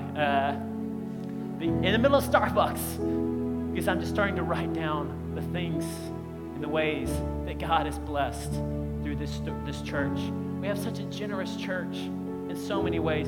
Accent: Alabama, United States; when I was young, growing up in Alabama

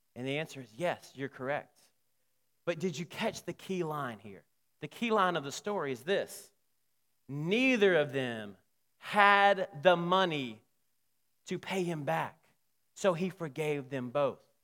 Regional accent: Alabama, United States; now in Texas, United States; growing up in Alabama

